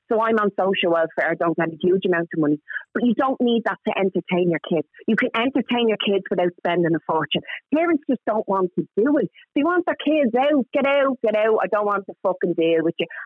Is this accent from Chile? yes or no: no; Dublin, Leinster, Ireland; I'm originally from Coolock, name so nothing posh about me. And I grew up in an area where there was fuck all to do.